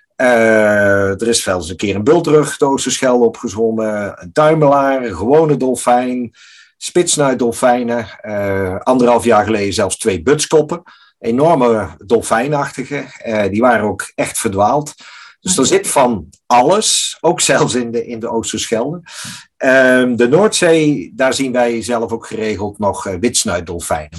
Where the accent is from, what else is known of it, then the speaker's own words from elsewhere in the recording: Netherlands; wij als Nederlanders